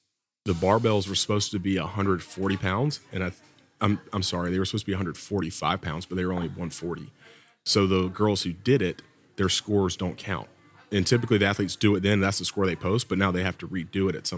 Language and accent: English; the South, United States; accent: Southern; But I was a little heartbroken when I went to France, and apparently my Southern accent is too much even in French.